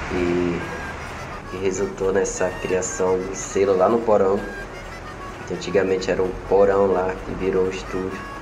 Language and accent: Portuguese; Belém, Pará, Brazil; Sou cria aqui do Espaço Cultural. Eu cresci aqui escutando carimbó